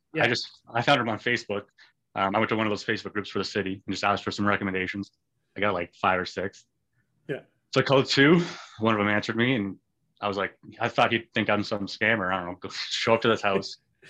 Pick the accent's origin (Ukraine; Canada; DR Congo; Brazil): Canada; I'm Canadian.